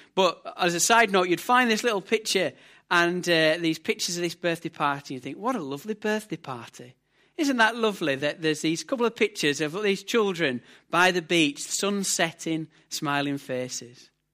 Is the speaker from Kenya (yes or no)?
no; United Kingdom; we're British